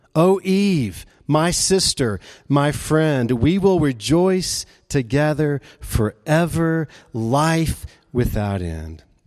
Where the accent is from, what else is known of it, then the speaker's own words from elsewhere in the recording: Memphis, Tennessee, United States; moved away as an adult; also born or lived in Jackson, Mississippi; Memphis was my home. Uh, I started out, uh, going to college there in my hometown, living at home